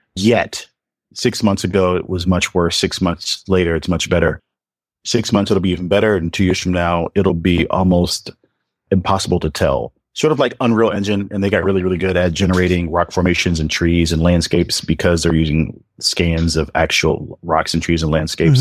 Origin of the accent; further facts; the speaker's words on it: Atlanta, Georgia, United States; I'm from Atlanta, and I went to elementary school through high school and college